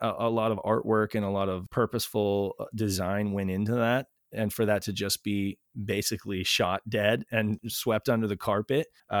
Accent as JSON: {"language": "English", "country": "United States", "said": "Even as an American"}